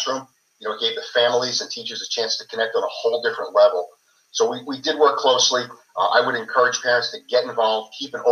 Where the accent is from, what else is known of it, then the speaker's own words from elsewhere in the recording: Holbrook, New York, United States; I grew up and lived in Holbrook for 50 years